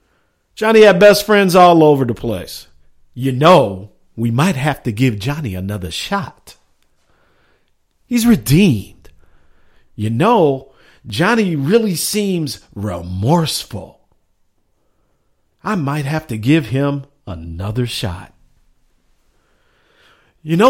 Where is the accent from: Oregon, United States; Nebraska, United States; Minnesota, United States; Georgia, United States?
Minnesota, United States; I come from Minnesota